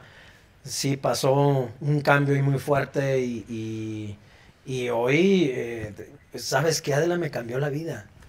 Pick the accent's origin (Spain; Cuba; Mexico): Mexico; como ciudadanos y como mexicanos